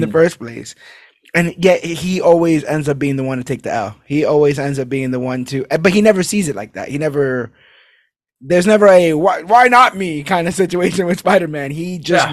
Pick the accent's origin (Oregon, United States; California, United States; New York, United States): New York, United States; New York City; being a New Yorker